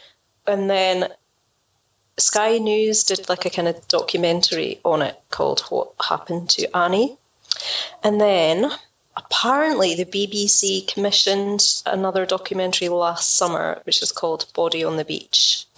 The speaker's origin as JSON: {"language": "English", "region": "Scotland", "country": "United Kingdom", "said": "I'm Scottish."}